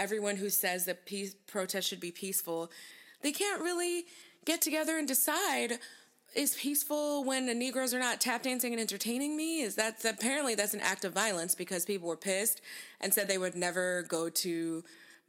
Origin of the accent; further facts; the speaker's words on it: one town over from Rochester, New York, United States; one town over from my hometown is also, it's not on fire yet, but in Rochester